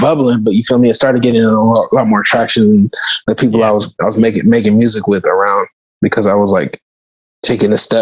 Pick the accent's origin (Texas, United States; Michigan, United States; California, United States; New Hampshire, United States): California, United States; Oakland; I'm from Oakland